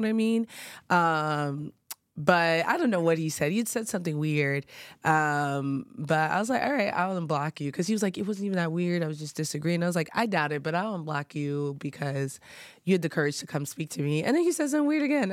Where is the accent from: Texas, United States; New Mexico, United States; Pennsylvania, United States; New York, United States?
New York, United States; growing up in New York